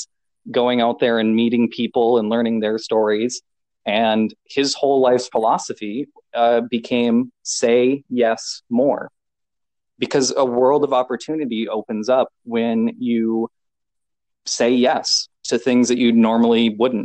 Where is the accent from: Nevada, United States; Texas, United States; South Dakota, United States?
South Dakota, United States; Chamberlain; my hometown was the starting point